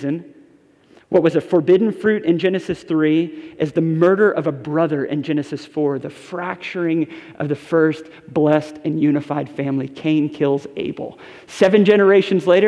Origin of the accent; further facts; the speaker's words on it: Westport, Connecticut, United States; the house I grew up in Westport, Connecticut